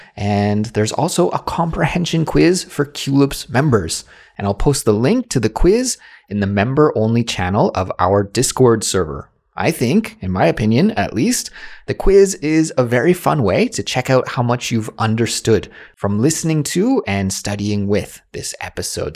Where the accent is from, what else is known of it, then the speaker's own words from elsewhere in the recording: Canada; now in South Korea; my life as a Canadian who lives abroad in South Korea